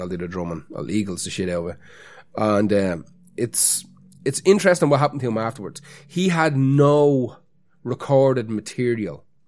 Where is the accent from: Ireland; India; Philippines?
Ireland; Dublin, Leinster; we have to pretend not to be from Dublin